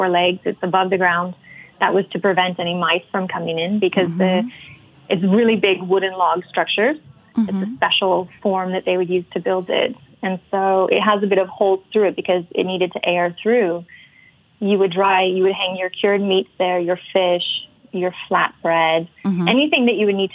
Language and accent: English; Salt Lake City, Utah, United States; moved away as an adult; also born or lived in Colorado; now in Norway; I'm from originally from Salt Lake City in Utah